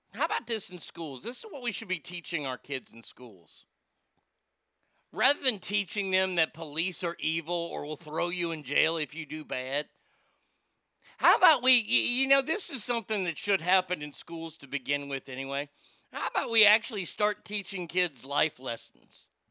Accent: Stockton, California, United States; my hometown of Stockton

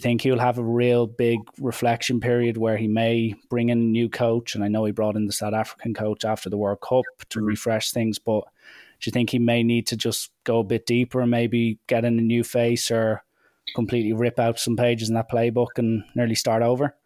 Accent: Ireland; as an Irishman

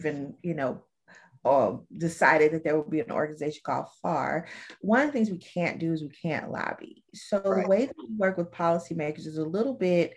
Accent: Alabama, United States; I'm from Alabama, and my great granddaddy and my granddaddy were farmers

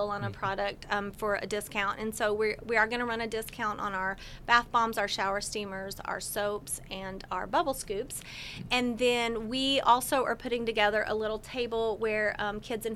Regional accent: the South, United States; moved away as an adult; now in St. Charles, Illinois, United States; growing up in the South, we didn't have many changing seasons.

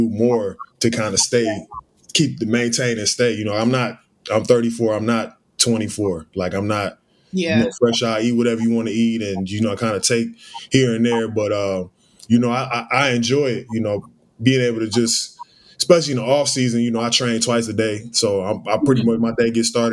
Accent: Beavercreek, Ohio, United States; moved away; I'm from Beaver Creek. Dayton, Ohio, 937

